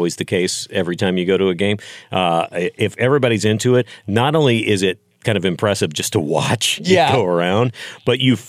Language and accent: English; Texas, United States; moved away; I grew up in Texas